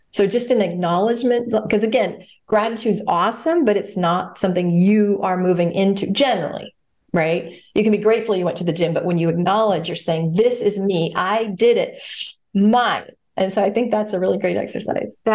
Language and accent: English; Ireland; I'm Irish. I have the gift of gab.